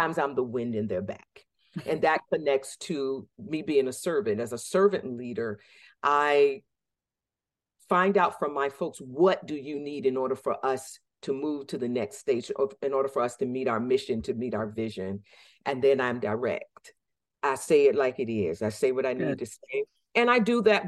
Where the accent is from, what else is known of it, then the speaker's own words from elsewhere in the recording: Norfolk, Virginia, United States; moved away as an adult; now in Massachusetts, United States; I was born in Norfolk Community Hospital in 1969